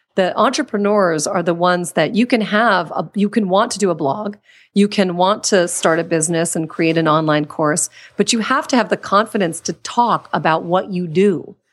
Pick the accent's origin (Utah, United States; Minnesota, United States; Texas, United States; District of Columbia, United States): District of Columbia, United States; Washington; moved away as an adult; also born or lived in Pittsburgh, Pennsylvania; now in California, United States; I was born in Pittsburgh, Pennsylvania, then spent most of my childhood in Washington, D C.